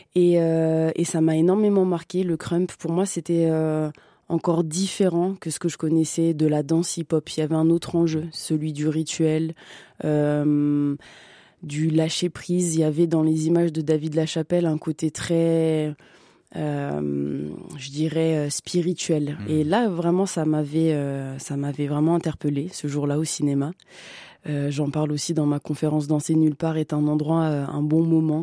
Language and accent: French; Bobigny, Île-de-France, France; je suis née à Bobigny, à la Cité de l'Étoile, dans le 93, en banlieue parisienne